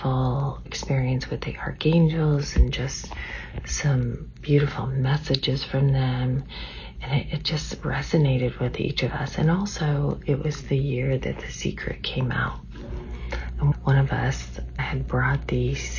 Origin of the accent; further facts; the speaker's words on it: California, United States; moved away as an adult; now in Washington State, United States; We grew up in California